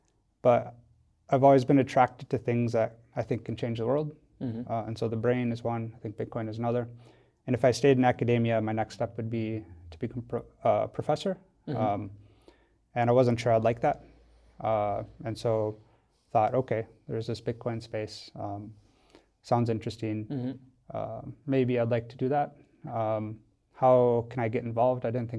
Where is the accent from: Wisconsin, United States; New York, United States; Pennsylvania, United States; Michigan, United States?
Wisconsin, United States; now in Switzerland; So yeah, I'm not Swiss. I'm originally from America, grew up in Wisconsin.